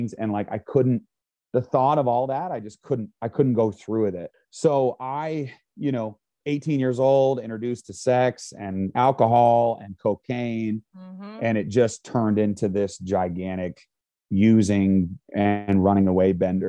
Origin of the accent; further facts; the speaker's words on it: Vermont, United States; growing up in Vermont, Vermont is 2% Christian